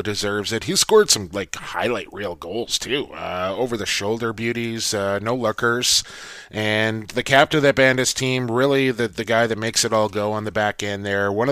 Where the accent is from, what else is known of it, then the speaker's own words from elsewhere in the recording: Coquitlam, British Columbia, Canada; Coquitlam, BC native, my hometown